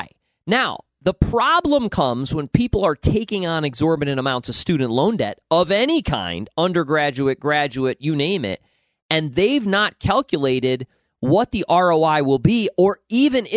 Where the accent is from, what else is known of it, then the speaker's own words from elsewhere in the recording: upstate New York, United States; moved away; every person I grew up with in upstate New York